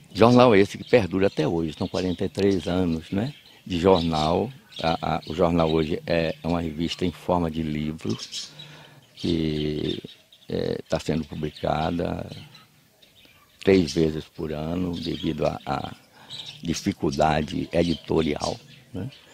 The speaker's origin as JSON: {"language": "Portuguese", "town": "Cruz das Almas", "region": "Bahia", "country": "Brazil", "tie": "born or raised there", "also_born_or_lived": "Cachoeira, Bahia / Jussari, Bahia"}